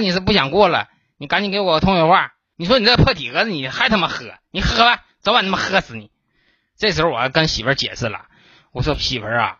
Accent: Northeast China, China; 咱们东北人

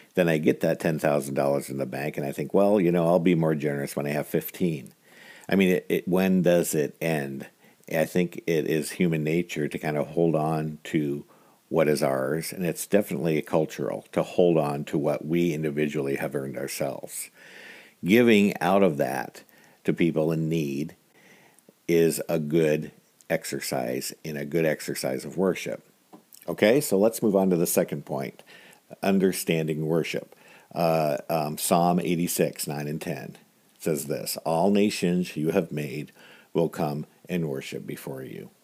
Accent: United States; I was born in America with a lot of resources

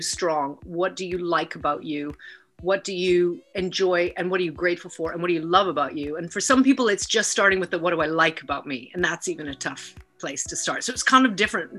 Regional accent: Vancouver, British Columbia, Canada; moved away as an adult; also born or lived in Lethbridge, Alberta; now in United Kingdom; I was born in Lethbridge, Alberta, and grew up in Vancouver. And I live in the UK now

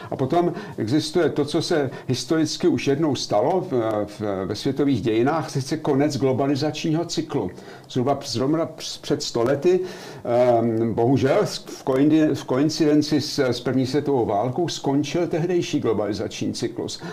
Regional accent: Czechia; moved away as an adult; now in Germany; Já jsem z, z Československa odcházel

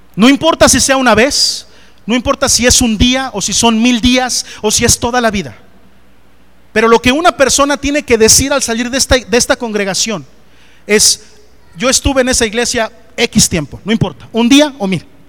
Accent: Coatepec Harinas, State of Mexico, Mexico; moved away; Allá en mi pueblo, Coatepec de Harinas, Estado de México

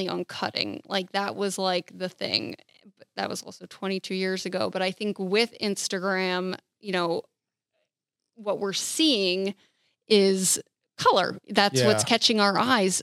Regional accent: New Jersey, United States; now in Florida, United States; I'm from New Jersey, where it's actually illegal

